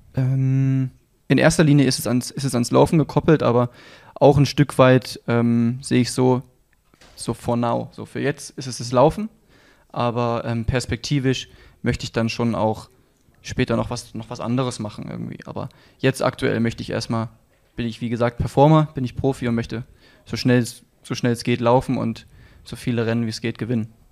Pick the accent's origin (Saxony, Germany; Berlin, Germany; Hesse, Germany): Saxony, Germany; Leipzig; ich bin geboren in Leipzig, bin hier groß geworden